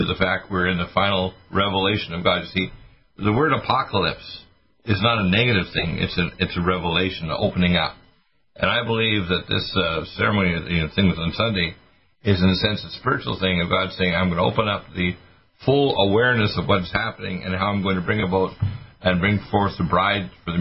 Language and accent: English; Canada; moved away; also born or lived in Detroit, Michigan, United States / Nova Scotia / British Columbia / Alberta; I was born in Detroit, but raised when I was a kid in Canada